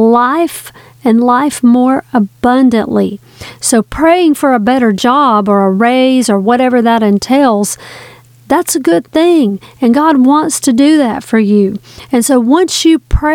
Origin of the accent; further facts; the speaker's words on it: the South, Southern United States, United States; I'm a Southerner